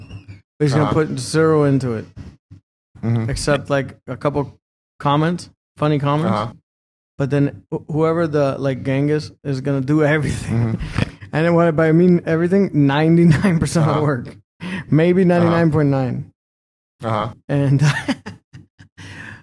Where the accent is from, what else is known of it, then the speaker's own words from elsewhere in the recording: Chicago, Illinois, United States; I was born in Chicago